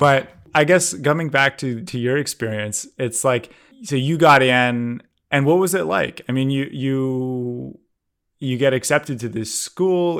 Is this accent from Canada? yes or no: yes; Canada; I grew up in Canada